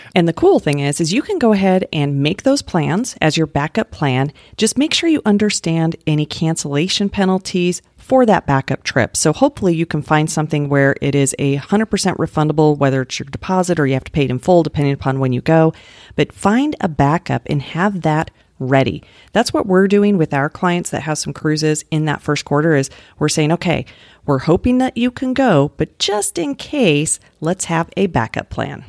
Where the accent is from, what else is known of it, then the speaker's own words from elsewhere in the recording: Littleton, Colorado, United States; I grew up in Littleton